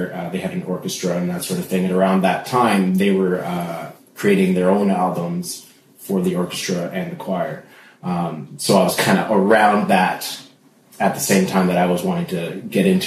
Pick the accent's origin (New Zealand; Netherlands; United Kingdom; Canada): Canada; Ontario; also born or lived in Trinidad; I'm from Trinidad. Mm-hmm. Grew up in Ontario